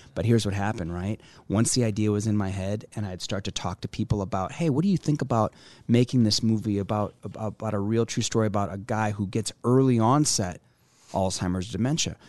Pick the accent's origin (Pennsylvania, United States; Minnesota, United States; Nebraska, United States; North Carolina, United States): Nebraska, United States; Omaha; here in in my hometown